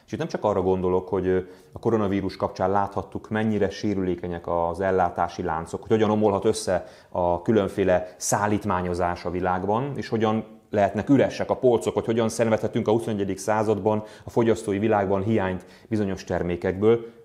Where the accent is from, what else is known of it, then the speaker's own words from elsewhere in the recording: Hungary; magyarok vagyunk a világban